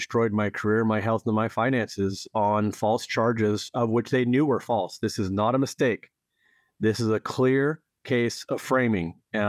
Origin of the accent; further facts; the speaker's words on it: Edinburgh, Pennsylvania, United States; moved away; also born or lived in Erie; Well, I grew up in Northwest Pennsylvania, as we discussed, actually a town called Edinburgh, which is a small town and sister city of Edinburgh, Scotland, and also Erie, which is a nearby city. But I left Pennsylvania in 1994.